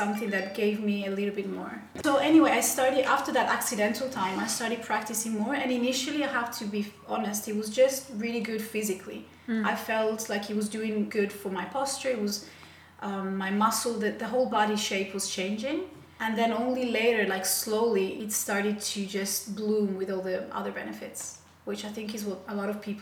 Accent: Italy; now in Helsinki, Finland; I'm from Italy and I live in Helsinki at the moment with my family

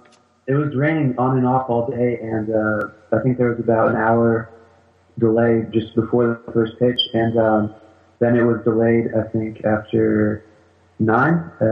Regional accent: France; born there; I was born in France, and I always wanted to play for the national team once I found out they had one.

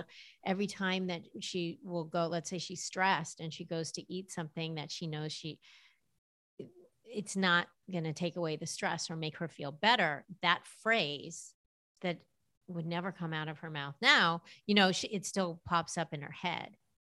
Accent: Los Angeles, California, United States; I grew up in Los Angeles, and that probably says a lot about just the culture I was raised

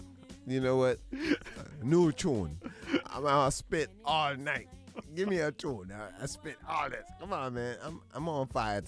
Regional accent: Boston, Massachusetts, United States; And I'm not going to act like I'm not Boston born, straight from Dorchester. I was born in Dorchester, and they transported me to Boston City Hospital.

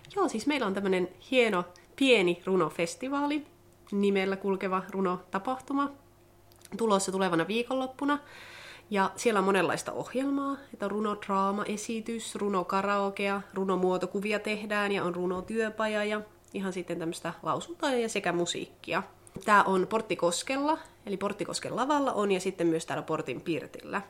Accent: Sodankylä, Lapland, Finland; moved away as an adult; now in Tampere, Finland; olen syntynyt Sodankylässä ja sukulaiset asuu täällä ja perhe asuu Sodankylässä, lapsuuden perhe. Miellän kyllä itseni vieläkin sodankyläläiseksi

